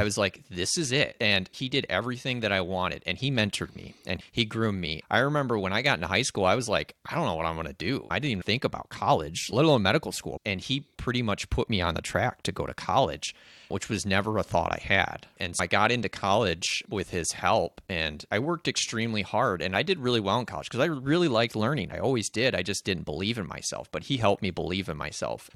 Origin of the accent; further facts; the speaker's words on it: Michigan, United States; I grew up here in Michigan. I've lived here for thirty-one years now